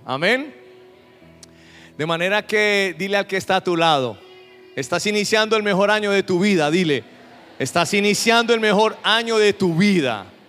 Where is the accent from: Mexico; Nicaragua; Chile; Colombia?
Colombia; Nosotros acá en Colombia